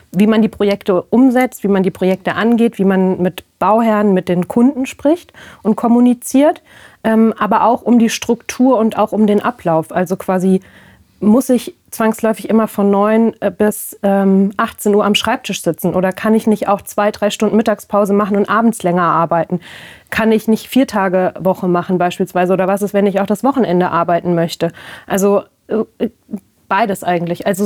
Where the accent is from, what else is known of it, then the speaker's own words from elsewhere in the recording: Ebsdorfer Grund, Hesse, Germany; also born or lived in Darmstadt / Aachen; Ich komme ursprünglich ähm, aus der Region Marburg, genauer gesagt aus dem Ebsdorfer Grund.